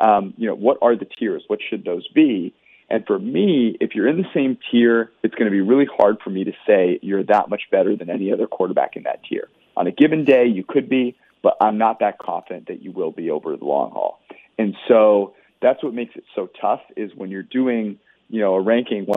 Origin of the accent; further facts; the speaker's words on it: Menlo Park, California, United States; moved away as an adult; also born or lived in Los Angeles, United States; now in Cincinnati, United States; I was born and raised in Menlo Park, California